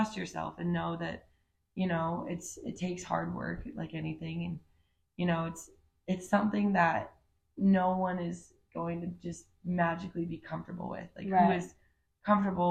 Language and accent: English; Park City, Utah, United States; I grew up in Park City, Utah